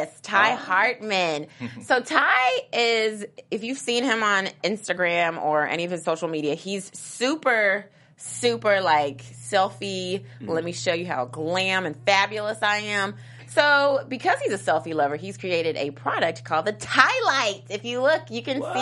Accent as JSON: {"language": "English", "region": "Kentucky", "country": "United States", "said": "I'm from Kentucky"}